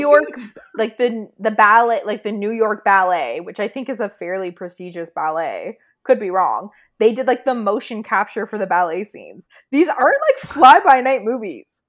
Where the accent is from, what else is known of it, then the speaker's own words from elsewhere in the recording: Canada; we're Canadian